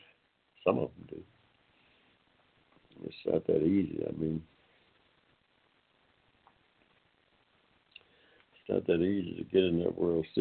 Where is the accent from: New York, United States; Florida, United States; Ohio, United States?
Ohio, United States; now in Georgia, United States; I'm an old Georgia boy myself. I was born here in Georgia. Spent a lot of my formative years in Ohio.